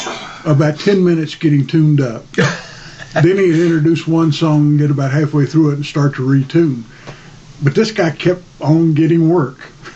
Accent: North Carolina, United States; I am from North Carolina, and so if you don't play a musical instrument, you've got to write poetry or tell stories.

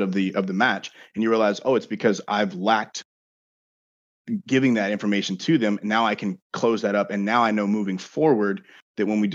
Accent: Bossier City, Louisiana, United States; Barksdale Air Force Base, which is in my hometown in Bossier.

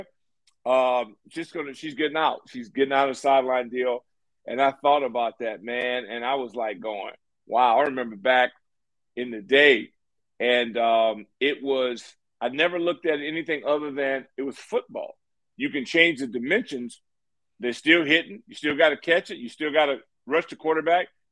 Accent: Santa Ana, California, United States; moved away; I'm from Santa Ana, California, Orange County

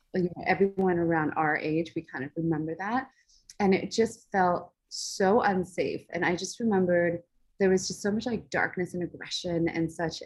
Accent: Los Angeles, California, United States; also born or lived in Orange County, California; we actually um, grew up in Los Angeles

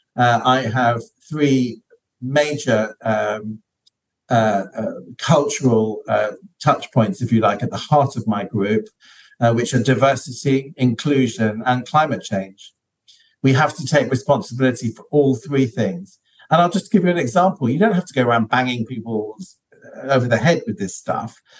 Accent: London, United Kingdom; I grew up in London, which is one of the most multicultural cities on the planet.

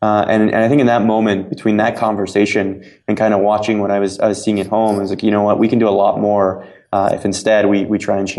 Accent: Cape Canaveral, Florida, United States; I'm from Cape Canaveral, Florida. And my dad, worked at the space program my entire adult life.

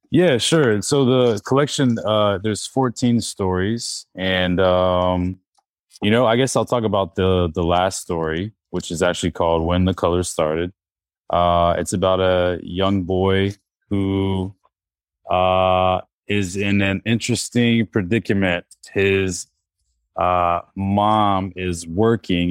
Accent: North Carolina, United States; I'm from North Carolina

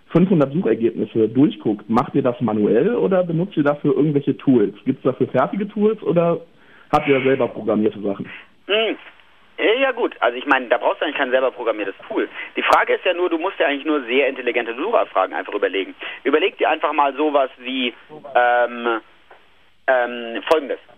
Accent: North Rhine-Westphalia, Germany; Ja, ich bin aus der Nähe von Köln. Also wir feiern hier Kölner

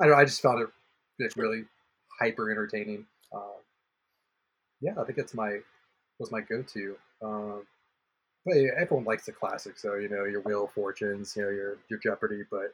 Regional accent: California, United States; I'm from California

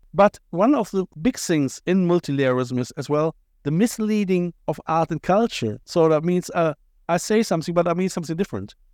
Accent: Cologne, North Rhine-Westphalia, Germany; accent: Kölsch, Cologne accent; first language German; English is a second language; moved away as an adult; now in Ireland; I'm from Cologne

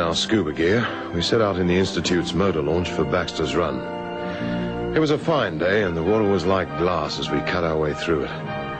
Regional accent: Durban, KwaZulu-Natal, South Africa; Oh, I'm from Durban. I'm going back there at the end of the year.

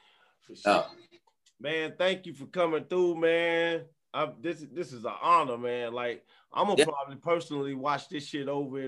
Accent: Prichard, Alabama, United States; I'm one from Pritchett.

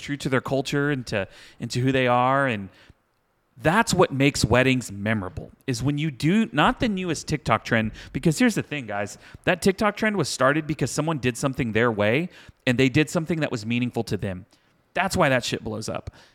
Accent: Houston, Texas, United States; I grew up in Houston, like, two-stepping

